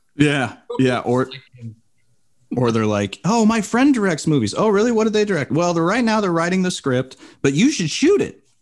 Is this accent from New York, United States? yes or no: no; Bay Area, California, United States; moved away; also born or lived in Arizona; I grew up in the Bay Area